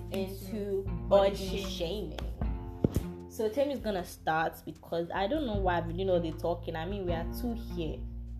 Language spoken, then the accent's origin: English; Nigeria; I am Nigerian. I am African.